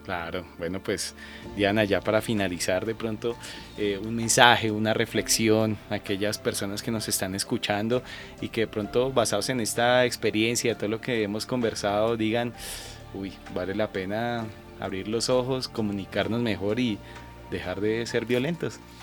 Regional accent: Colombia; nosotros como colombianos

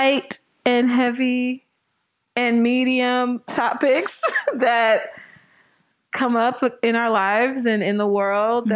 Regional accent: Oakland, California, United States; also born or lived in Alameda; I'm from Oakland, California.

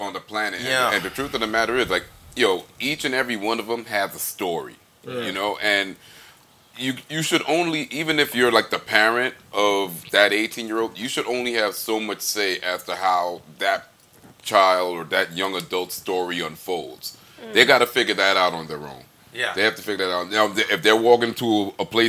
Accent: New York, United States; me growing up in New York

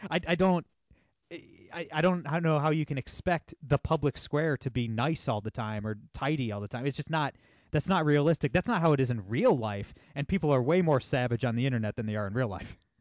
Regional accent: Ohio, United States; I'm from Ohio

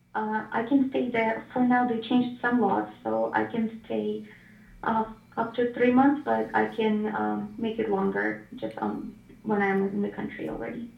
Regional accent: Ukraine; moved away as an adult; now in Washington, United States; originally I was born in Ukraine, but I moved to America six years ago.

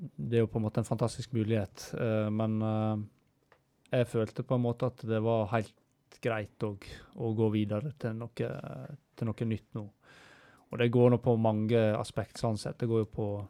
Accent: Stryn, Vestland, Norway; jeg kommer jo fra Stryn

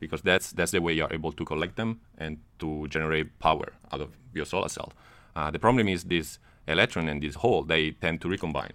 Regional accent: Italy; moved away as an adult; also born or lived in Netherlands; now in United States; I'm from Italy.

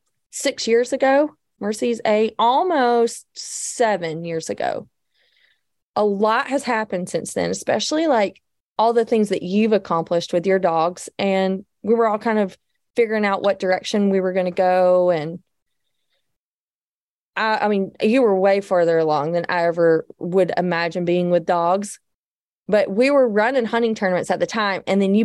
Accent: the South, United States; I'm from the South

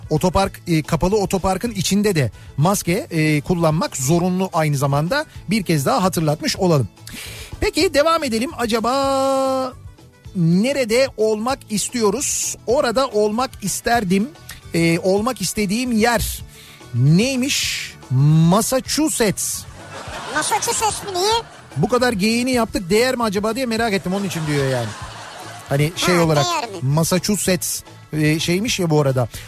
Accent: Kaynarca, Kırklareli, Turkey; Ben aslen Kırklareli Kaynarcalıyım. Adından da anlaşıldığı gibi beldemizin birkaç yerinde su kaynıyor ve dere şeklinde devam ediyor.

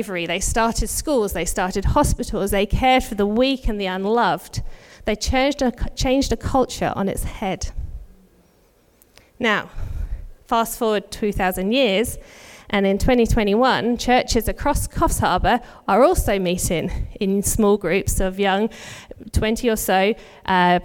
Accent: United Kingdom; now in Australia; If you can tell from my accent, I'm not originally from Australia. Our families are both back in the UK.

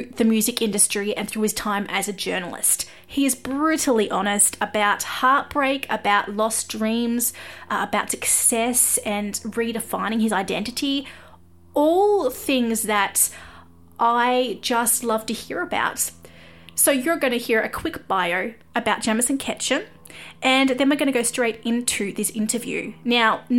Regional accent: Australia; I am an Aussie music journalist

